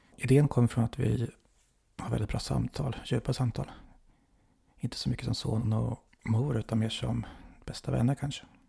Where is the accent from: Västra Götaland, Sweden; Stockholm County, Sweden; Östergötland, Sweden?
Östergötland, Sweden; Motala; Där jag är uppvuxen. I Motala